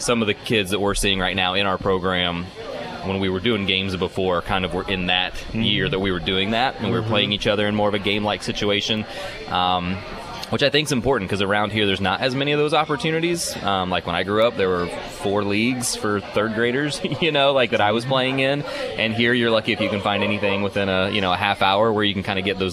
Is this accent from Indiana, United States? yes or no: yes; Indiana, United States; moved away as an adult; now in Michigan, United States; when I was growing up in Indiana